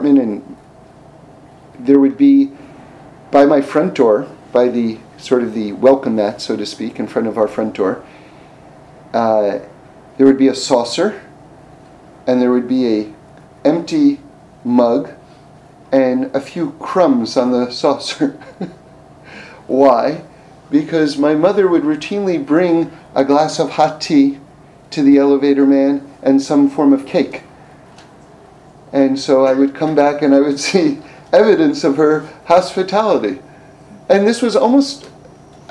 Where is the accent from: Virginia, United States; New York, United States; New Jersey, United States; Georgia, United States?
New York, United States; New York City; I grew up in New York City, so that was right in the city itself, on 79th and Broadway.